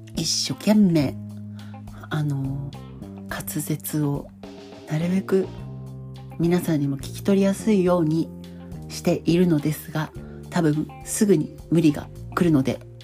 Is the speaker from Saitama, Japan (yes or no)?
no; Hamamatsu, Shizuoka, Japan; 地元の浜松で働いてた